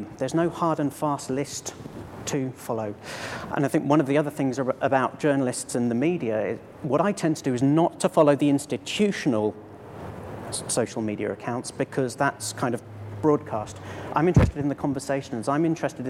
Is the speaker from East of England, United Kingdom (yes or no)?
yes; Cambridge, East of England, United Kingdom; my hometown, Cambridge